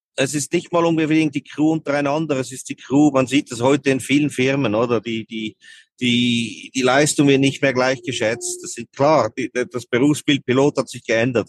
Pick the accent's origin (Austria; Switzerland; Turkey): Switzerland; bei uns in der Schweiz